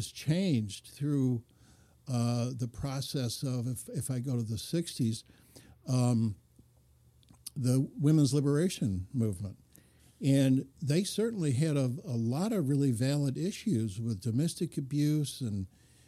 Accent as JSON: {"language": "English", "town": "Lansing", "region": "Michigan", "country": "United States", "tie": "born or raised there", "said": "grew up in a automobile industry town in Lansing"}